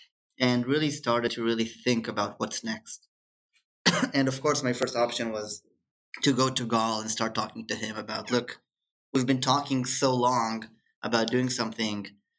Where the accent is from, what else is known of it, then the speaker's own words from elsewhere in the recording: Israel; growing up in Israel or being studying in Israel, it's very similar to kind of being in the Silicon Valley.